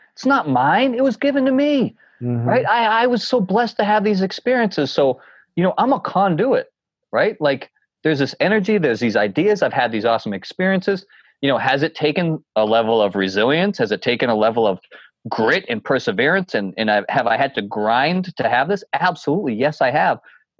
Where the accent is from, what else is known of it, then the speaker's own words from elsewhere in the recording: New Hampshire, United States; when I would hike these mountains, growing up in the White Mountains, doing all these, you know, the presidential peaks